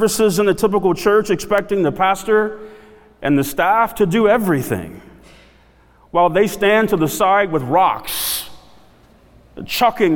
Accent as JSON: {"language": "English", "area": "South DeKalb", "region": "Georgia", "country": "United States", "tie": "born or raised there", "said": "I grew up in South DeKalb"}